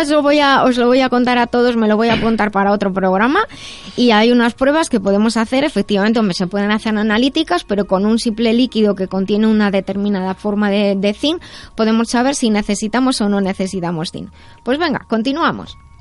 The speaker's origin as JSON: {"language": "Spanish", "town": "Madrid", "region": "Community of Madrid", "country": "Spain", "said": "soy de Madrid"}